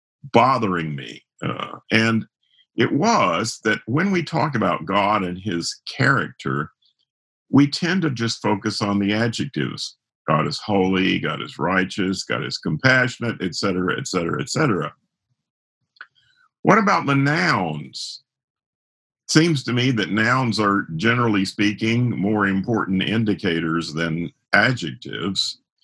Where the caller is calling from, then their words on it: Lexington, Kentucky, United States; I'm sequestered in Lexington, Kentucky, where it's Seattle weather, pouring rain and lots of coffee.